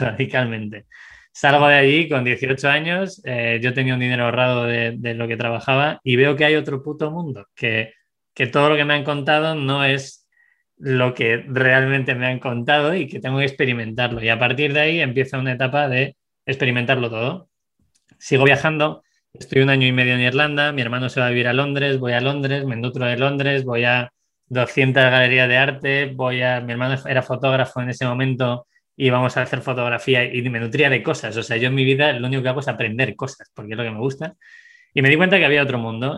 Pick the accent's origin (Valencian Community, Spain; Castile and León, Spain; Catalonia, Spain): Castile and León, Spain; Segovia; moved away; also born or lived in Madrid; nací en Segovia, eh, luego me fui a Madrid, he vivido en varias partes del mundo